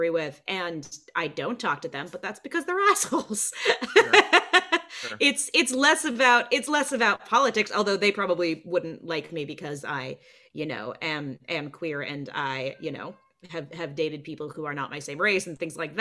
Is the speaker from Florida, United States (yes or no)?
no; Burbank, California, United States; the size of my hometown, Burbank.